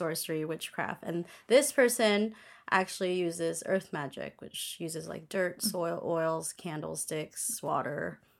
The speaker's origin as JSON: {"language": "English", "country": "Philippines", "second_language": "English", "said": "I'm Filipino, but I'm fluent"}